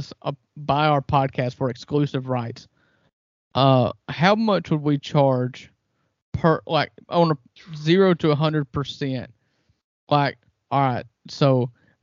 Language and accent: English; United States; as an American